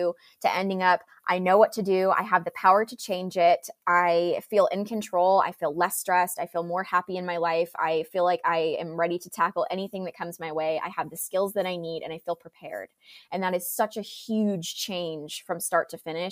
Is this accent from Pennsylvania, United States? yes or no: no; Folsom, California, United States; I grew up in Folsom, California